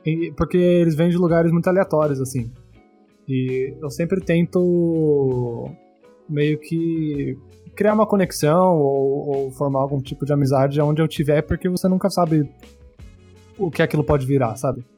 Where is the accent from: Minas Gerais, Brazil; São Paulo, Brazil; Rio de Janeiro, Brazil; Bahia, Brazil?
São Paulo, Brazil; Bauru; now in São Paulo, Brazil; eu sou de Bauru. Eu era de Bauru, eu morava no interior. E hoje eu moro em São Paulo.